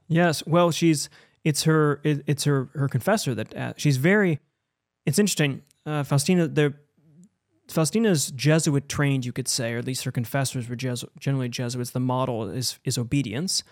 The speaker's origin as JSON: {"language": "English", "town": "Buffalo", "region": "New York", "country": "United States", "tie": "born or raised there", "said": "I grew up in Buffalo with a, a Polish Catholic town."}